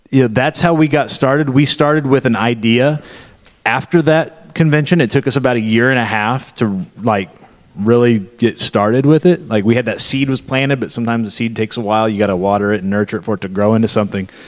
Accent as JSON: {"language": "English", "region": "Missouri", "country": "United States", "said": "he and I, uh, we're from Southwest Missouri, which is about seven hours that direction."}